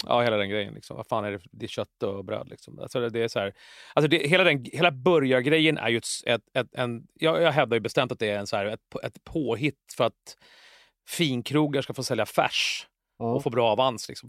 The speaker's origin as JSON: {"language": "Swedish", "town": "Jakobsberg", "region": "Stockholm County", "country": "Sweden", "tie": "born or raised there", "said": "jag är uppvuxen i Jakan i Jakobsberg."}